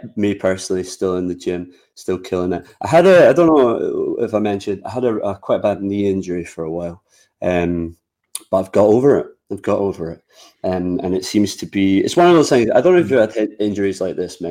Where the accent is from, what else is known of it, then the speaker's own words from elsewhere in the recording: Scotland, United Kingdom; being Scottish